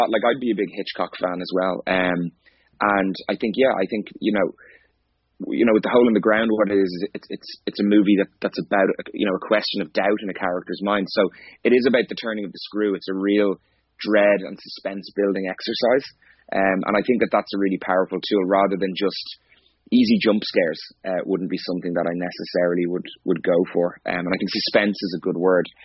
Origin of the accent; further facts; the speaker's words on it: Skerries, Leinster, Ireland; I'm originally from Skerries in North County Dublin. Is where I grew up